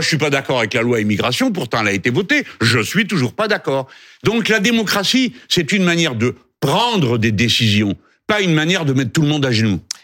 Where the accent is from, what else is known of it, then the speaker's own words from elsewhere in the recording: France; nous sommes français.